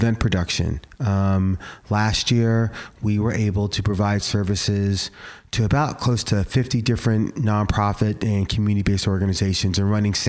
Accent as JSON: {"language": "English", "region": "New York", "country": "United States", "tie": "born or raised there", "moved": "yes", "lives_now": "Portland, United States", "said": "growing up in New York"}